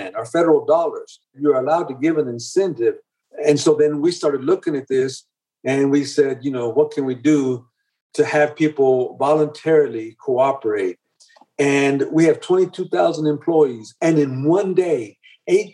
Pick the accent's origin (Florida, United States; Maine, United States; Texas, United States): Texas, United States; Dallas; I'm an immigrant. I just tell them all the time that I'm an immigrant and I grew up in Dallas, in the inner city of Dallas.